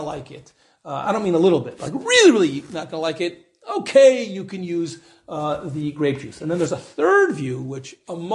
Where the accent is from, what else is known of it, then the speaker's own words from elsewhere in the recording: United States; moved away; I'm an American, you know, I'm very American